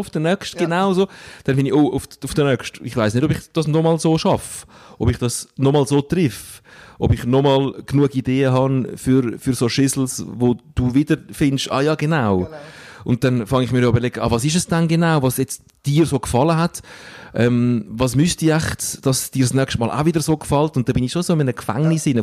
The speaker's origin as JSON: {"language": "German", "area": "Stäfa", "region": "Zurich", "country": "Switzerland", "tie": "born or raised there", "said": "dort, wo ich aufgewachsen bin. In äh, Stefan"}